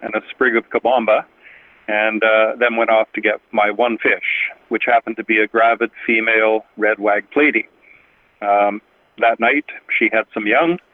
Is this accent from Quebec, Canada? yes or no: no; Winnipeg, Manitoba, Canada; I was born in Winnipeg and raised in Winnipeg, and I've been here all my life